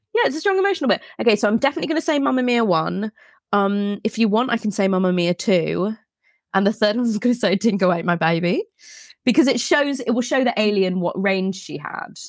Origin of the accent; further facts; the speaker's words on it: England, United Kingdom; we're English